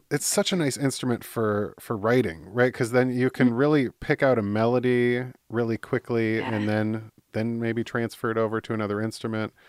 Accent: Midwest, United States; moved away; also born or lived in Michigan / California; I'm in the Midwest

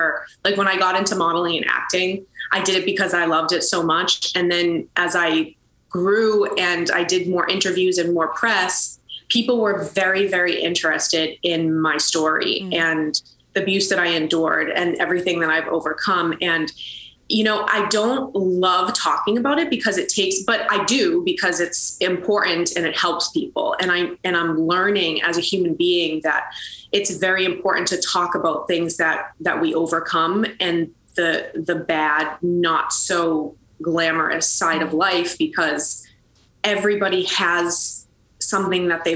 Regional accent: Boston, Massachusetts, United States; I grew up in Boston, Massachusetts

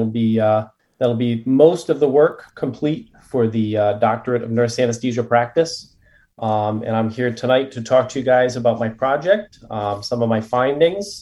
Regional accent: Rhode Island, United States; also born or lived in Connecticut; grew up in Rhode Island, lived in Connecticut for 11 years.

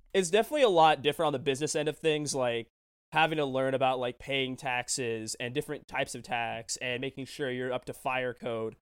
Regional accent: Tacoma, Washington, United States; this shop in my hometown, Tacoma, Destiny City Comics

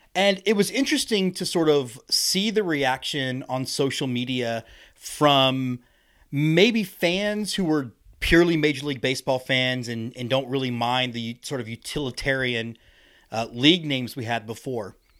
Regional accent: Houston, Texas, United States; I'm from Houston, Texas, so we see ice, like, eight times in my lifetime down there

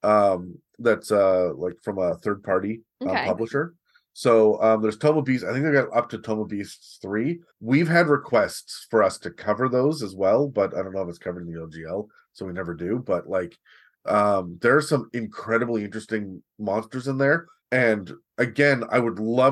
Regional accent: Canada; Me as a Canadian

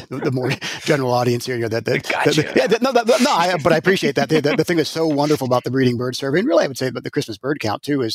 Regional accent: Colorado, United States; locally here in my hometown in Colorado

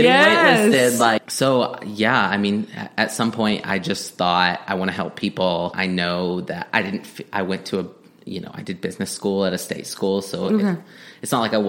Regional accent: Texas panhandle, United States; also born or lived in Stillwater, Oklahoma / Washington, D.C.; now in Oklahoma, United States; I'm from Texas originally, a small town in the panhandle of Texas. I went to school here in Oklahoma, Oklahoma State in Stillwater

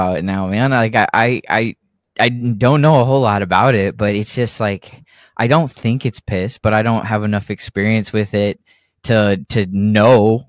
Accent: Texas, United States; also born or lived in Oregon; the rest has been in Texas

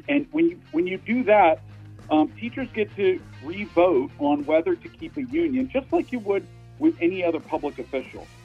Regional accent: Pennsylvania, United States; my home state of Pennsylvania

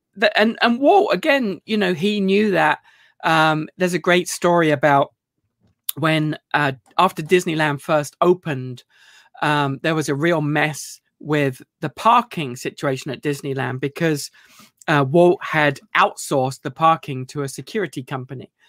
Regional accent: United Kingdom; moved away; I mean, I'm still British

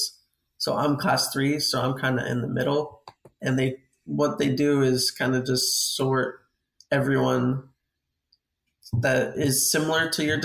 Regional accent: San Antonio, Texas, United States; I'm from San Antonio, Texas, training full time

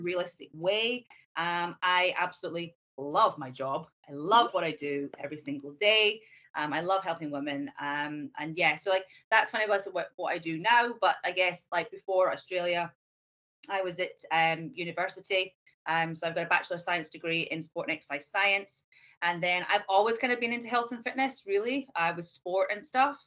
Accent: Scotland, United Kingdom; moved away as an adult; also born or lived in Edinburgh; now in Hong Kong; I'm originally from Scotland, um, but I have traveled numerous places. I'm now living

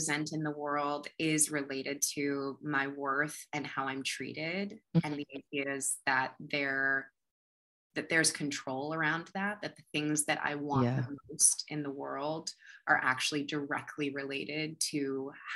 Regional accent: United States; now in Los Angeles, United States; growing up in America

